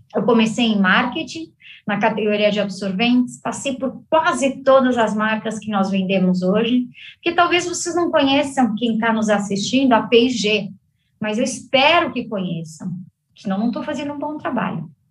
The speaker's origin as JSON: {"language": "Portuguese", "country": "Brazil", "tie": "born or raised there", "also_born_or_lived": "Cincinnati, United States", "moved": "as an adult", "said": "a minha empresa na minha terra natal, hum, o Brasil"}